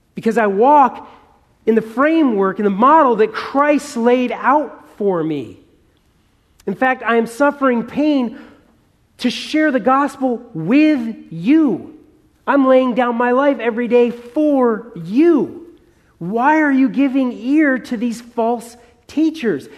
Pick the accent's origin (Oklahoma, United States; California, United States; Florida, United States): California, United States; Southern; Dan and I, we're from Southern California. We know something about fires. You know, we have fires every few years here